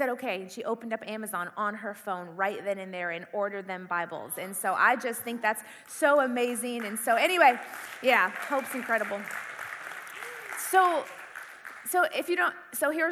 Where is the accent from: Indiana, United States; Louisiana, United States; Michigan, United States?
Indiana, United States; moved away as an adult; also born or lived in California; I grew up in the Midwest. I grew up in Indiana